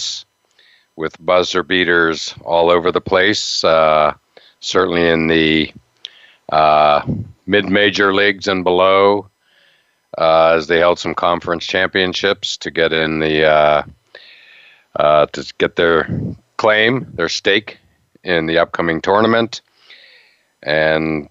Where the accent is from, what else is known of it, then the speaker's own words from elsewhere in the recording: Altoona, Pennsylvania, United States; I grew up nearby, half an hour away in Altoona, Pennsylvania.